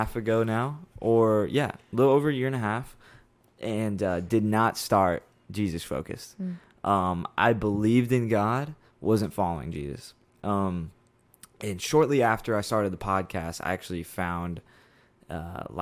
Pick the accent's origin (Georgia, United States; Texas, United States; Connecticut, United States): Texas, United States; Austin; I'm originally from Austin, Texas